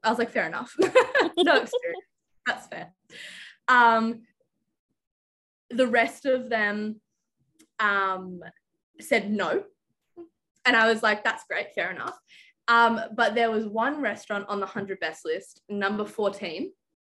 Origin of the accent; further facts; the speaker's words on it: Canberra, Australian Capital Territory, Australia; I'm from Canberra, Australia